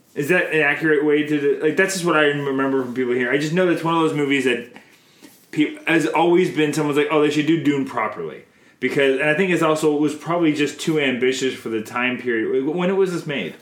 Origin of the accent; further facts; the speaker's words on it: Canada; I'm Canadian filmmaker